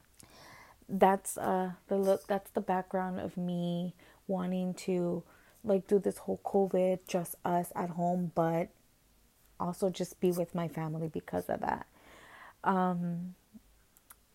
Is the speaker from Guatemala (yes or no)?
yes; Guatemala; moved away; I'm from Guatemala